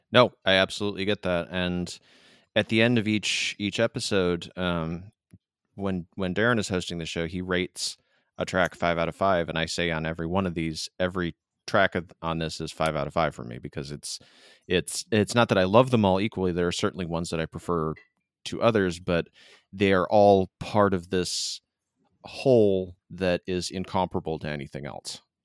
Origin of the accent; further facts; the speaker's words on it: Michigan, United States; now in San Diego, United States; I am from Michigan, and so I feel a slight bit of hometown pride